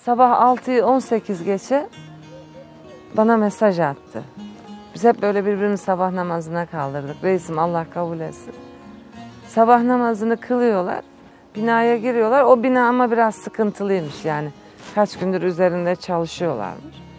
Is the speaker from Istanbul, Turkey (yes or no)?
yes; Istanbul, Turkey; ben doğma büyüme İstanbul.